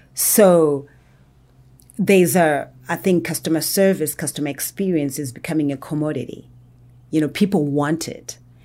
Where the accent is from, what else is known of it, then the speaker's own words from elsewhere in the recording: Zimbabwe; now in Atlanta, United States; I was actually born and raised in Zimbabwe.